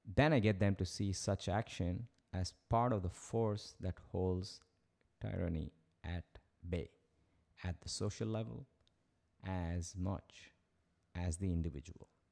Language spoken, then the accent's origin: English; Chennai, Tamil Nadu, India; moved away as an adult; my high school in Madras